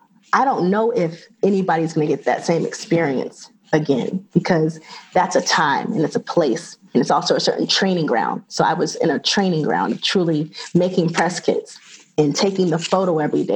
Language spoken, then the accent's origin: English; the South, United States; And I'm from the South, so I know what football means to the South.